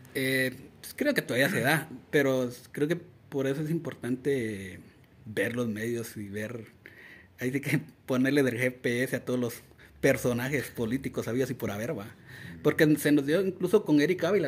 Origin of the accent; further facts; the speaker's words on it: Mixco, Guatemala Department, Guatemala; crecí en El Milagro, en El Milagro, en la zona 6 de Misco